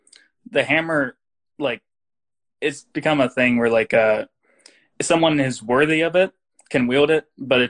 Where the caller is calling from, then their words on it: Dallas, Texas, United States; I'm from Dallas.